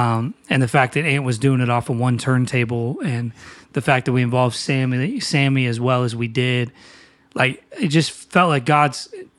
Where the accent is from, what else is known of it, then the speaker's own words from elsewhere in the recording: Newcastle, North East England, United Kingdom; now in Philadelphia, United States; I mean, I'm from Newcastle, but we live in Philly, obviously, and we're in town.